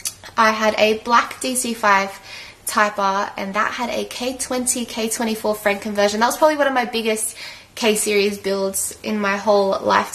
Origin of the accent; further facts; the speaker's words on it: Sydney, New South Wales, Australia; I am from Sydney, Australia